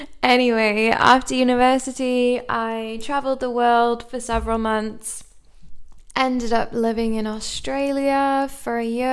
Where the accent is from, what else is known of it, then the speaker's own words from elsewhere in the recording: Cardiff, Wales, United Kingdom; also born or lived in England; I'm from the UK, although maybe by my accent you're a little bit confused, as I've had many people tell me. I'm from Wales in Cardiff in the UK originally.